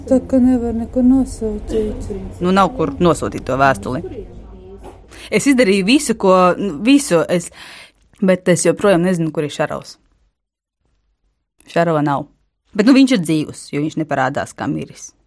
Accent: Latvia; Labdien! Mēs esam no Latvijas.

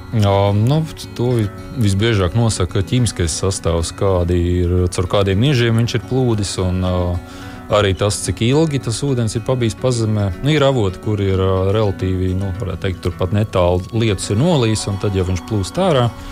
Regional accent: Liepāja, Kurzeme, Latvia; es pats esmu no Liepājas

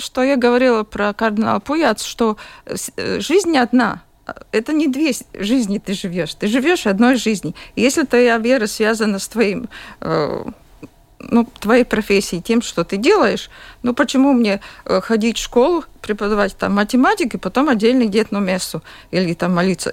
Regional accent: Jurmala, Latvia; я из Юрмалы, я родилась в Юрмале и живу в Юрмале

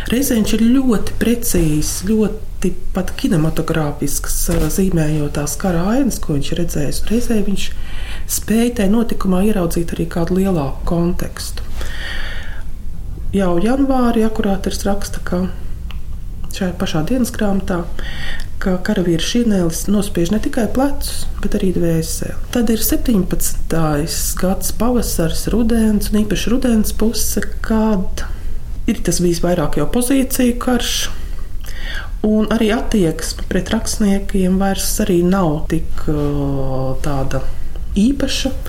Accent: Latvia; Ar tēmu mums vajadzēja būt bēgļu gaitās Maskavā, lai mēs saprastu, ka mēs esam latvieši un ka mēs esam tauta.

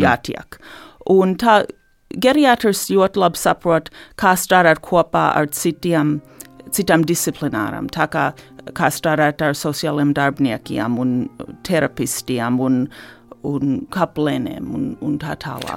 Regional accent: Detroit, Michigan, United States; moved away as an adult; also born or lived in Ann Arbor, Michigan; now in Latvia; es uzaugu eh, Detroitas Latviešu sabiedrībā, Un faktiski visu mūžu līdz šim esmu, dzīv, esmu dzīvojis Mičiganā

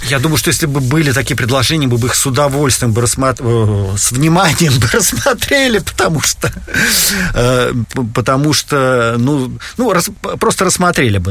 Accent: Saint Petersburg, Russia; moved away as an adult; now in Helsinki, Finland; Я родился в Санкт-Петербурге, ну, тогда еще в Ленинграде.

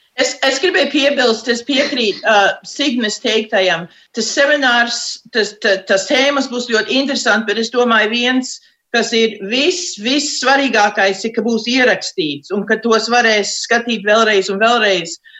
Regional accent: United States; uzaugot šeit, Amerikā, mēs jau visi taisījām savus tērpus.

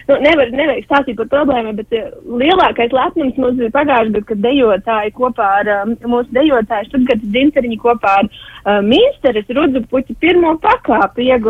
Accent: Rēzekne, Latgale, Latvia; O, oh, es esmu no, no, no Latgales puses no Reizeknas novada.

